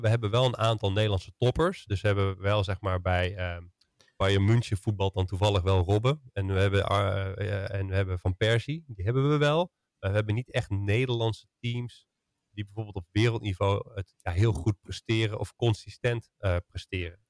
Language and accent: Dutch; Netherlands; als Nederlanders